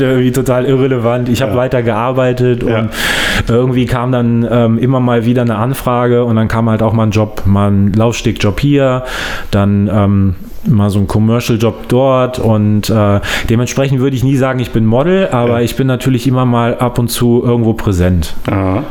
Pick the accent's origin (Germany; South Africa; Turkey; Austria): Germany; Solingen, North Rhine-Westphalia; also born or lived in Langenfeld; ich komme ähm, aus Langenfeld, mhm. bin in Soling groß geworden